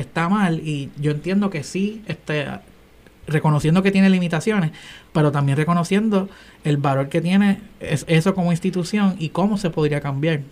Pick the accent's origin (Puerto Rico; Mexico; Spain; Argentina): Puerto Rico; Bayamón; also born or lived in Caguas / Guaynabo / San Juan; estudié en Guaynabo, a pesar de que me crié en Bayamón y Cagua